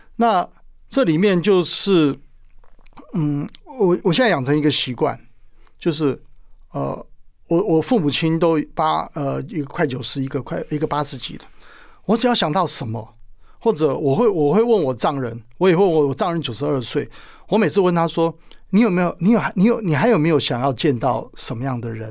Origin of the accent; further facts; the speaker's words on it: Penghu County, Taiwan; moved away; 我一直很想念我的故乡澎湖